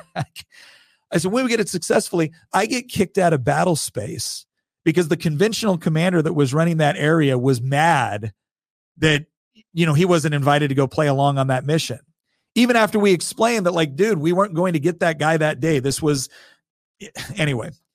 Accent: Chico, California, United States; moved away as an adult; also born or lived in Hawaii; now in Virginia, United States; we grew up in a, in a really beautiful, nice little, little place in Northern California called Chico

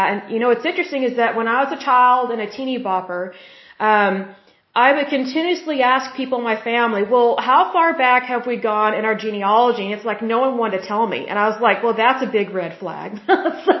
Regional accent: Oklahoma, United States; I'm from Oklahoma

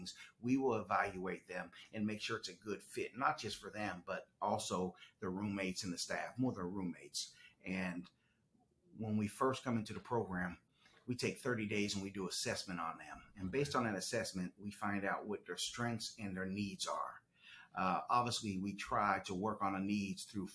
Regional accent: Pittsburgh, Pennsylvania, United States; moved away as an adult; also born or lived in Chicago, Illinois; now in Moncks Corner, United States; I was born and raised in right outside Pittsburgh, Pennsylvania, Western Pennsylvania

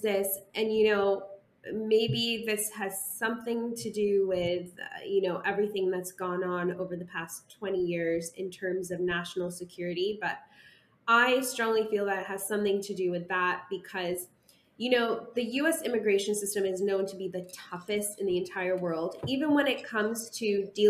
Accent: Canada; moved away as an adult; also born or lived in United States; as a Canadian citizen who went to school in the U.S. on a valid F-1 visa.

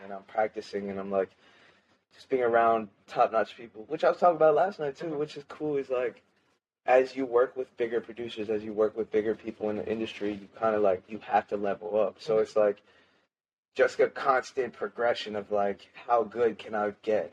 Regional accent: Lancaster, United States; moved away as an adult; also born or lived in Florida; I moved back from Florida back to my hometown in Lancaster.

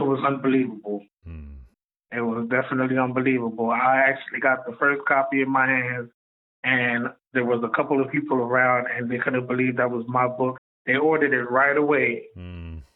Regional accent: New York City, New York, United States; I'm from Brooklyn, New York, so you know it's kind of it was kind of dangerous growing up

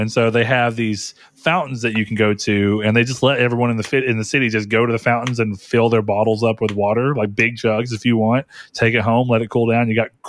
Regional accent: Hawaii, United States; born there; because I was born in Hawaii.

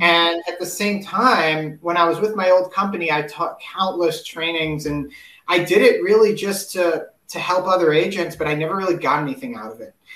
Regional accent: New York City, New York, United States; I'm originally from New York City

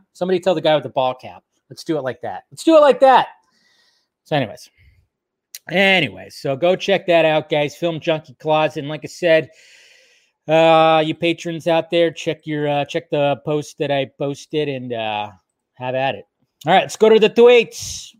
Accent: the South, United States; I come from the South, the deep South.

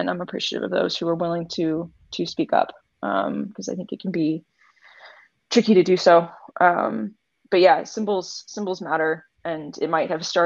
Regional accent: United States; I'm extremely American

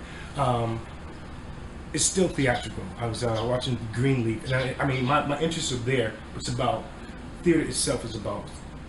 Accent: North Carolina, United States; also born or lived in Connecticut; I am originally from North Carolina.

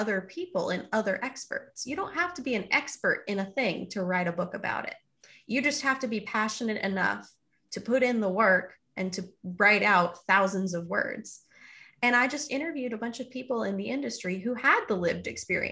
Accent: Houston, Texas, United States; it was a museum that I went to multiple times as a kid growing up in Houston, Texas.

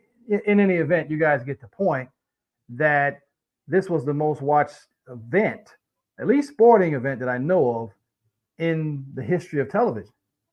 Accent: Baltimore, Maryland, United States; I'm from Baltimore, so I support the Cowboys, and if not the Cowboys, I'm rocking with my hometown Ravens.

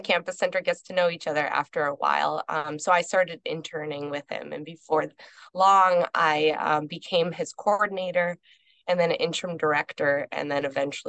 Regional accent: Hadley, Massachusetts, United States; also born or lived in Connecticut; I was born in Connecticut and raised in Hadley

